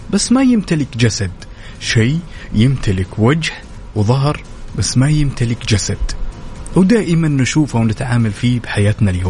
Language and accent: Arabic; Syria; now in Dammam, Saudi Arabia